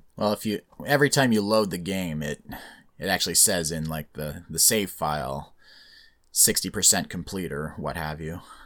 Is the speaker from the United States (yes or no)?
no; Canada; being born and raised in Canada, so I get to stay